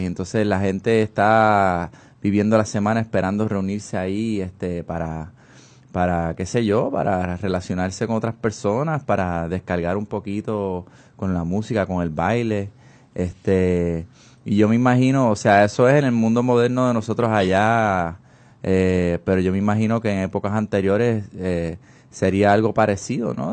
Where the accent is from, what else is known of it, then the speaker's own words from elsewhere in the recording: San Juan, Puerto Rico; now in California, United States; yo soy de San Juan